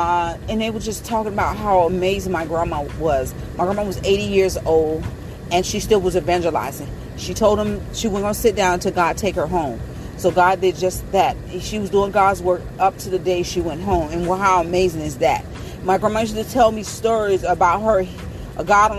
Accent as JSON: {"language": "English", "region": "Florida", "country": "United States", "said": "because I'm from Florida"}